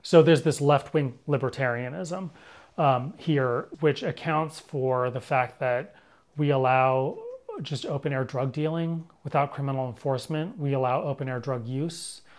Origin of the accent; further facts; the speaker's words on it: Berkeley, California, United States; I was born and raised in Berkeley